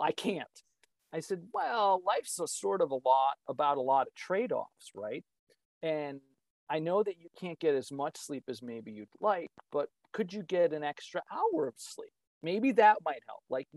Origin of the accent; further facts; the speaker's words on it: East Coast, United States; moved away as an adult; now in Midwest, United States; I grew up on the East Coast, but now I live in the Midwest. I've been here for 25 years